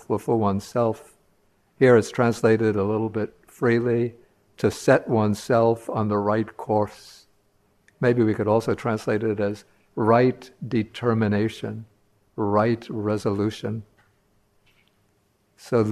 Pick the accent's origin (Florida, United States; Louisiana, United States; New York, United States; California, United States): New York, United States; New York City; I grew up in New York City.